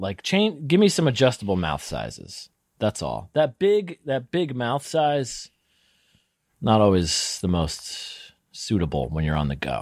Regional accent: New Hampshire, United States; Well, because I grew up in New Hampshire, but my family, my parents are from Brooklyn. So they didn't know anything outdoor.

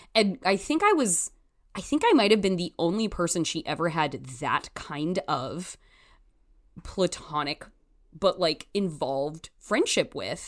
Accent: Canby, Oregon, United States; I'm from Canby, Oregon, which is about twenty miles south of Portland.

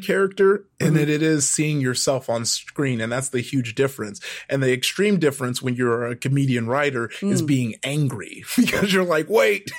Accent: Compton, California, United States; I grew up in Compton

